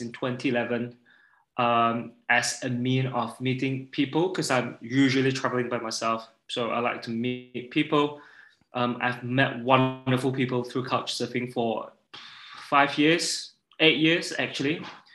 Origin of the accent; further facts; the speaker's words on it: Sabah, Malaysia; moved away as an adult; also born or lived in United Kingdom / Kota Kinabalu; now in Sweden; I am originally from Malaysia. I grew up in the Borneo Island for the first 6 years. Well, for the first 18 years of my life